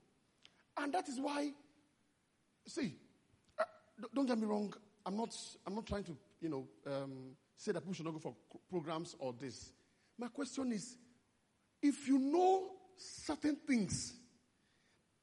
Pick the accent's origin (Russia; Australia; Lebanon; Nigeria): Nigeria; So as Nigerian believers, most Nigerian believers, we walk separately from our relationship with God.